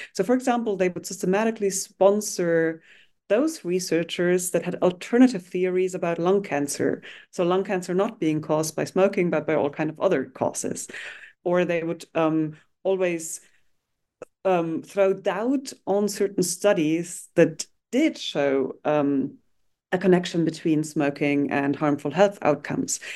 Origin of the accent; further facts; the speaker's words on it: Germany; I grew up in Germany, um, and actually at the border of what was formerly the Iron Curtain, so in the east of Germany, um, facing what was then Czechoslovakia